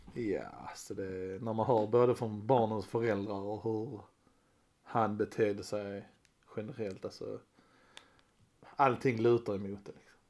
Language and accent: Swedish; Skåne, Sweden; vi är basically danskar. Skåne så